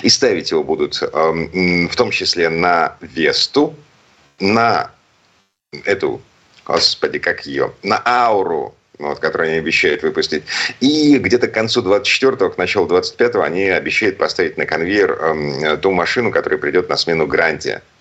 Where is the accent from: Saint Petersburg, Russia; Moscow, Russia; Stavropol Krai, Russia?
Saint Petersburg, Russia; из Петербурга